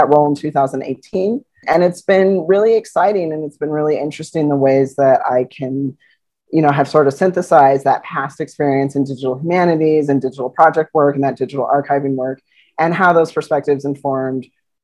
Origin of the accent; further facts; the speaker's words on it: Northwest New Mexico, United States; moved away; I grew up in Northwest New Mexico